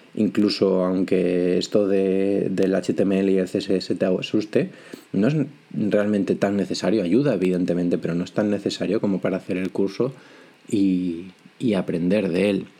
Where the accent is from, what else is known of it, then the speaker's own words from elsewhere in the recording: Vigo, Galicia, Spain; now in A Coruña, Spain; soy gallego, vivo en A Coruña, aunque de toda la vida soy de Vigo